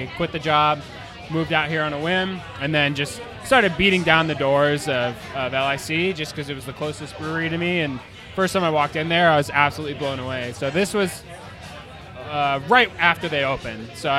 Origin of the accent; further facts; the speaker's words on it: California, United States; I'm from California.